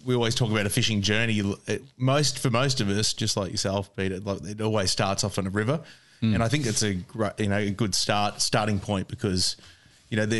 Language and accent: English; Bacchus Marsh, Victoria, Australia; I'm from Bacchus Marsh as well, so it's close by.